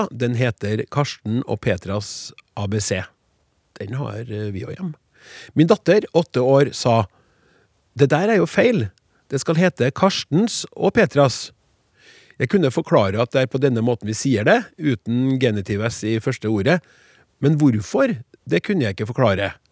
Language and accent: Norwegian; Vadsø, Finnmark, Norway; Jeg er selv fra Vadsø, der dette kun forekommer i selve byen, men ikke i bygdene byene rundt.